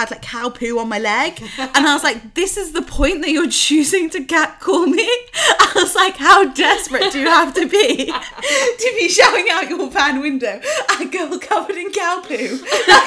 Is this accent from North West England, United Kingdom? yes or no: no; Derbyshire, East Midlands, United Kingdom; now in London, United Kingdom; I grew up in Derbyshire